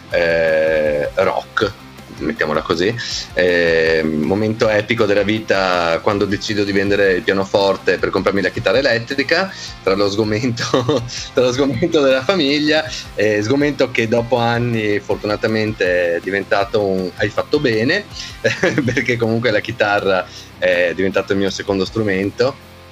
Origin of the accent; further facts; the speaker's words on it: Veneto, Italy; io ehm, eh, sono trevigiano, vengo dalla provincia di Treviso, eh, sono nato nel 1976, sono un uomo del secolo scorso